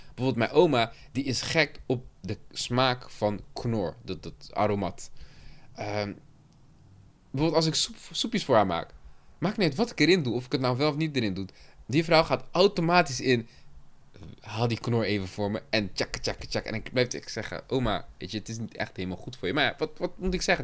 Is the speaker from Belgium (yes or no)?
no; Cape Verde; het Capverdi waar ik vandaan kom